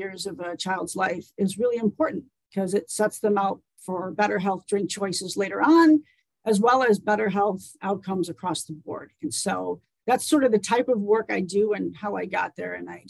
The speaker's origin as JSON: {"language": "English", "region": "Wisconsin", "country": "United States", "tie": "born or raised there", "moved": "as an adult", "lives_now": "Anchorage, United States", "said": "I grew up in Wisconsin."}